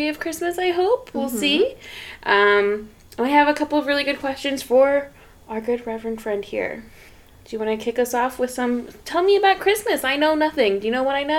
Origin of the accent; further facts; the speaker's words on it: Florida, United States; we're from Florida